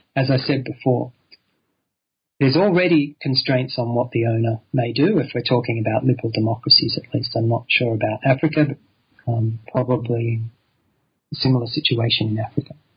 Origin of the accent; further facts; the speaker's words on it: Sydney, New South Wales, Australia; I grew up in Sydney